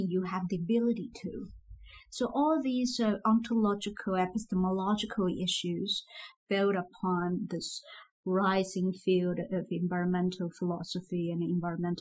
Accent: Zhejiang, China; moved away as an adult; also born or lived in Beijing; I'm from Zhejiang region, so it's not that kind of food I grew up

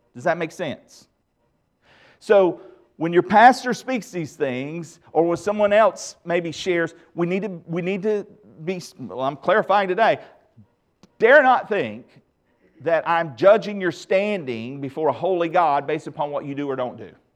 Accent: the Bible Belt, United States; growing up in the Bible Belt

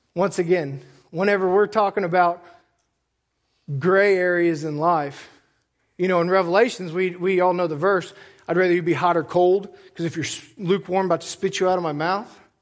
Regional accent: United States; I'm an American

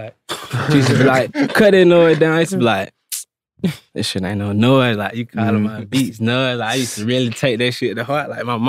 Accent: Atlanta, Georgia, United States; Yeah, I'm from Atlanta. I'm actually from the east side of Atlanta.

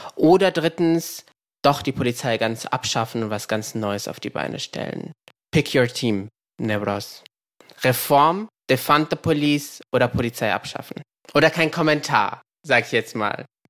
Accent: Frankfurt, Hesse, Germany; moved away; ich bin in Frankfurt geboren

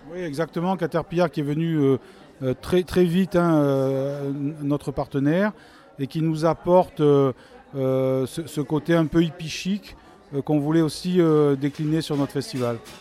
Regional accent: Marseille, Provence-Alpes-Côte d'Azur, France; nous sommes Marseillais

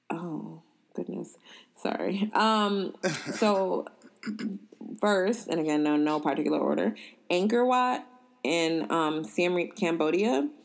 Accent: Uganda; So I'm from Uganda, which is the source of the Nile.

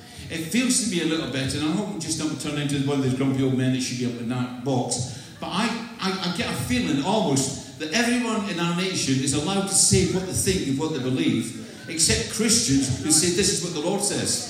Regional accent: Scotland, United Kingdom; also born or lived in Clydeside; I'm not English, I'm from Scotland. This is an accent.

